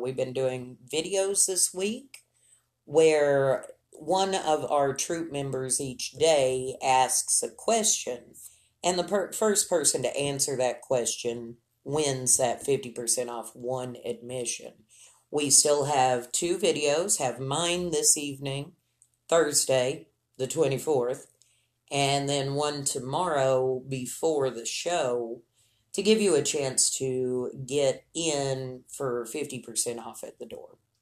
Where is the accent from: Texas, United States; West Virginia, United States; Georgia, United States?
Texas, United States; Lubbock; Lubbock, my hometown